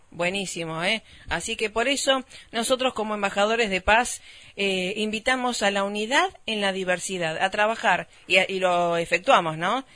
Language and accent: Spanish; Rosario, Santa Fe, Argentina; moved away as an adult; now in Varadero, Cuba; somos rosarinas